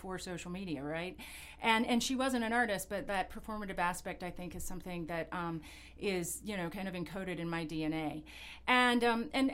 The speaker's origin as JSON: {"language": "English", "region": "North Carolina", "country": "United States", "tie": "born or raised there", "also_born_or_lived": "Appalachian Mountains", "moved": "as an adult", "lives_now": "New York, United States", "said": "I grew up in a really small town in the South"}